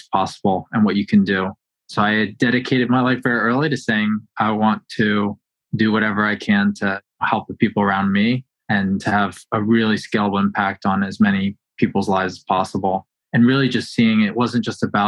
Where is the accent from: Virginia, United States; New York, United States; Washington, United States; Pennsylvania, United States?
Virginia, United States; Northern; I grew up in the Northern Virginia area